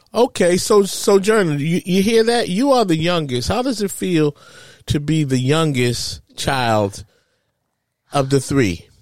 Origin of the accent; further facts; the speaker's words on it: New York City, New York, United States; moved away as an adult; now in New Jersey, United States; I grew up in Harlem